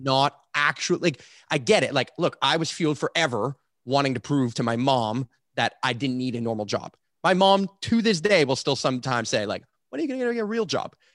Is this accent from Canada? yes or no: yes; Canada; I say this as a Canadian